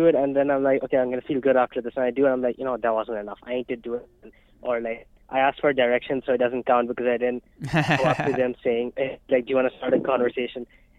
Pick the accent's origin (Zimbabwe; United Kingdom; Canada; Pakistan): Pakistan; moved away as an adult; now in United States; I'm from Pakistan